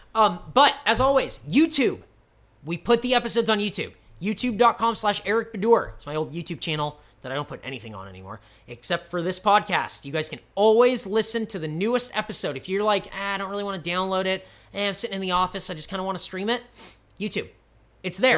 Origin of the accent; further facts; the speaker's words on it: United States; I, I'm American